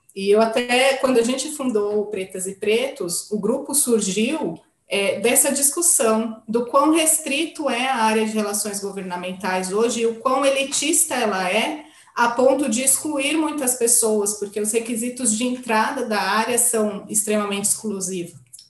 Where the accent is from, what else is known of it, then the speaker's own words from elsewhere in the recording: São Paulo, Brazil; eu sou uma brasileira paulistana